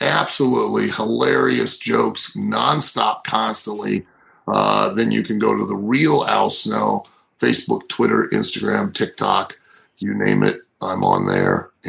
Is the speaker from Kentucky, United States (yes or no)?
no; Lima, Ohio, United States; moved away; in Lima, Ohio on October 28th in my hometown with my mother in the audience